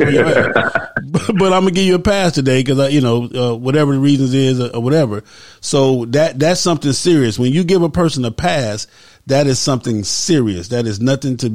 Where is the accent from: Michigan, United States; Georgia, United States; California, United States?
California, United States; when we grew up in California